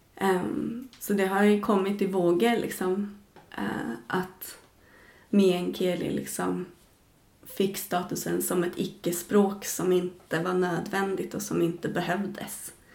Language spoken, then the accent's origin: Swedish; Arboga, Västmanland, Sweden; now in Tornedalen, Sweden; Där jag växte upp också